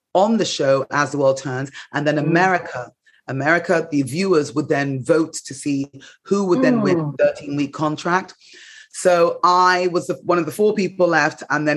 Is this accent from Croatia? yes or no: no; England, United Kingdom; moved away as an adult; now in United States; growing up in England